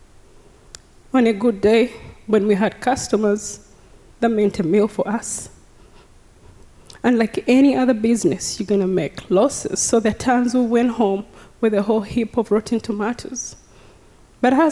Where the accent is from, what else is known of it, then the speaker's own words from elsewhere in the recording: Uganda; now in Texas, United States; I was born and raised in Uganda